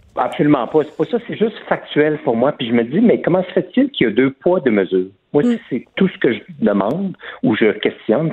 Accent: Quebec, Canada; je suis né au Québec, de parents français, donc euh, j'ai pas l'accent français

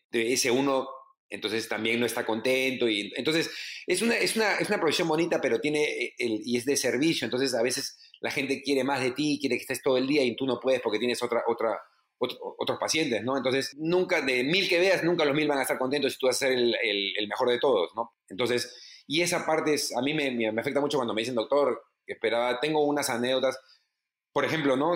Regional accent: Lima, Peru; mi época lo más difícil en Lima era la Cayetano

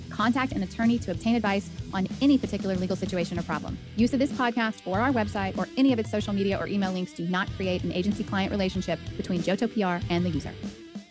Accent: the South, United States; I'm from the South

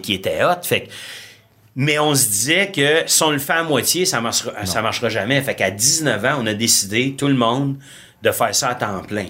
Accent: Ontario, Canada; je suis un franco-ontarien

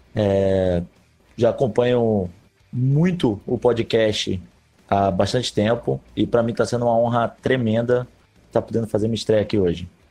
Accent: Pernambuco, Brazil; now in Rio de Janeiro, Brazil; Eu sou pernambucano, mas moro

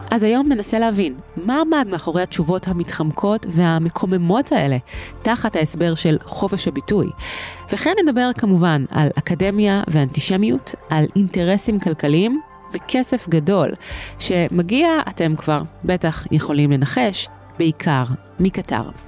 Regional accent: Israel; אנחנו כישראלים

